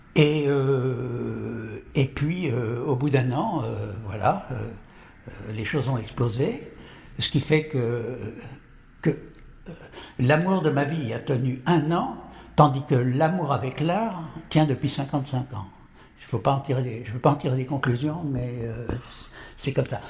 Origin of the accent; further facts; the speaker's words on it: Courbevoie, Île-de-France, France; also born or lived in Paris; je suis né à Paris, je vis à Paris et je meurs à Paris. Je ne bouge pas